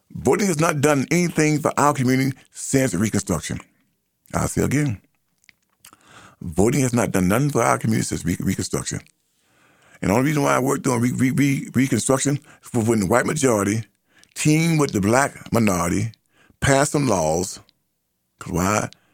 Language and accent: English; United States; I am an American.